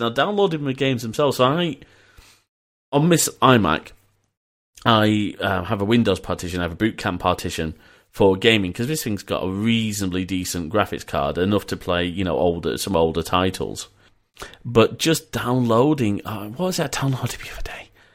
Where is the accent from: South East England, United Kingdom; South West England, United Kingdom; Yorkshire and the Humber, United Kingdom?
Yorkshire and the Humber, United Kingdom; Leeds; also born or lived in Preston; I was born in Preston and we moved to Leeds